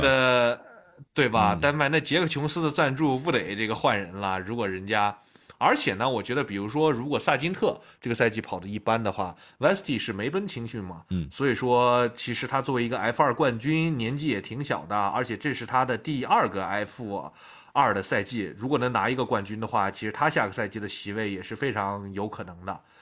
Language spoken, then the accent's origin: Chinese; Xinjiang, China; 我们新疆人嘛，从小就是吃那些比较高碳水、高油脂的嗯吃的